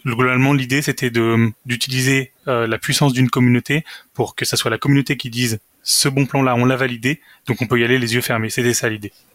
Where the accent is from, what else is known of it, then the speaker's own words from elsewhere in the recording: Saint-Étienne, Auvergne-Rhône-Alpes, France; moved away as an adult; also born or lived in Versailles; now in Lyon, France; je suis né à Versailles, euh, j'ai trois frères et une sœur, et j'ai vécu la plupart du temps à Saint-Étienne, là où j'y ai fait également mes études